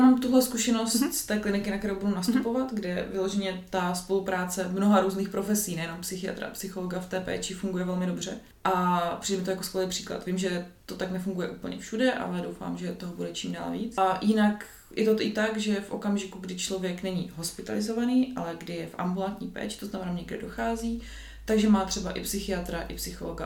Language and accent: Czech; Kroměříž, Zlín Region, Czechia; now in Brno, Czech Republic; Nejsem z Brna, jsem, jsem z Kroměříže, což je jako menší město, asi hoďku od Brna